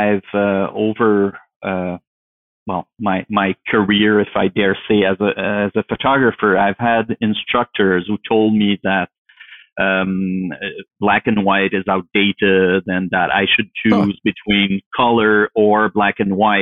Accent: Canada; now in Ottawa, Canada; I grew up in the French speaking part of Canada.

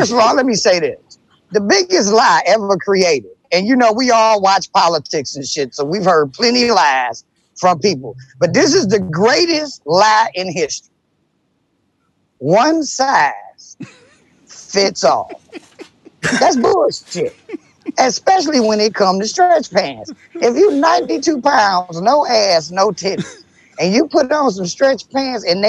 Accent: Detroit, Michigan, United States; I love my city

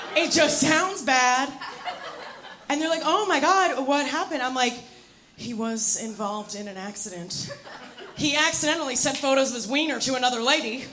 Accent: New York, United States; I'm here from New York

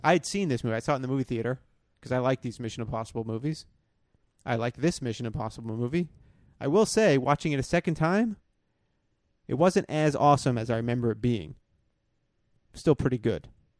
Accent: United Kingdom; I'm British.

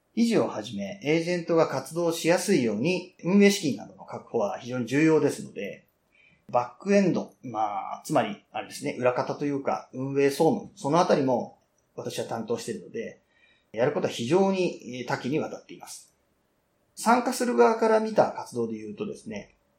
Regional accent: Fujisawa, Kanagawa, Japan; now in Yokohama, Japan; 生まれ育ちは藤沢で、社会人になってから横浜

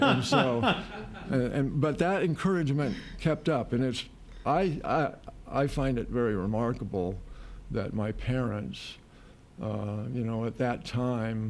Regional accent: Chula Vista, California, United States; moved away as an adult; also born or lived in Los Angeles, California / France / New York; I was born and raised there, lived there until I was 19.

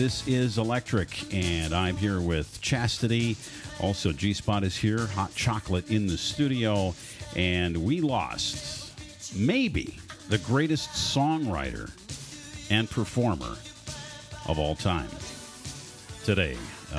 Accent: Minnesota, United States; I grew up in Minnesota. So I grew up in the purple state.

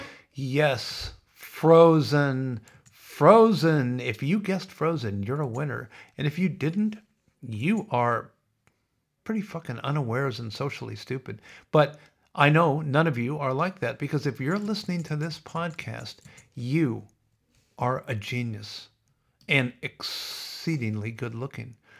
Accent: Sioux City, Iowa, United States; growing up in Sioux City

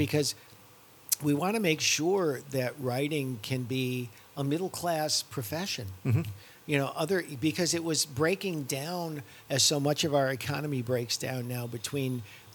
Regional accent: New York, United States; I'm from New York

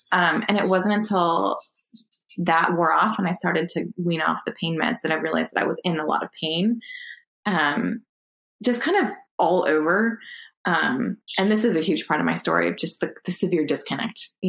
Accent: Connecticut, United States; moved away as an adult; also born or lived in Texas; now in Providence, United States; so I grew up in Connecticut, so I'm, I'm a New England girl.

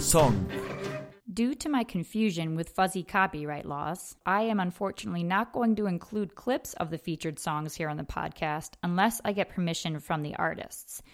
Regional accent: United States; an American belly dancer with no belly dance heritage in my family

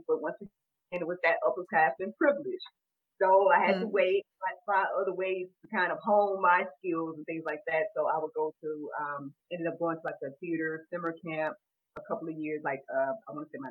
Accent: Jackson, Georgia, United States; my hometown is named Butts County, Georgia. Jackson, Butts County, Georgia

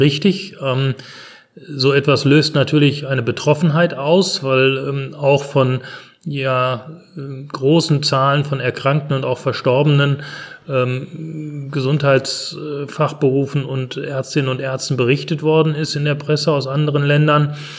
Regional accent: Germany; bei uns in Deutschland

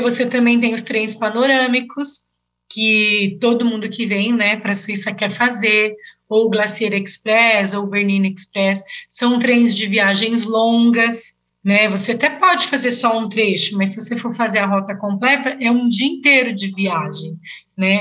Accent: Brazil; moved away as an adult; now in Switzerland; eu sou do Brasil

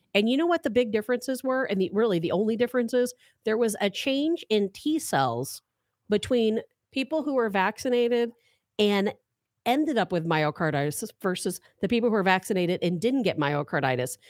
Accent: St. Louis, Missouri, United States; also born or lived in Chicago, Illinois; I went to two different high schools because I moved from Chicago to St. Louis

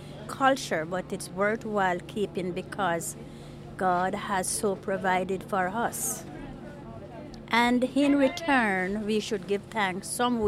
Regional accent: Jamaica; now in United States; I am from Jamaica.

